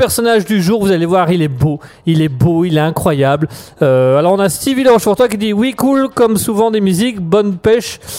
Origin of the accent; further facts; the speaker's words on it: Germany; French is a second language; euh, je suis un Allemand euh, de passage une fois de temps en temps sur euh, Raspberry.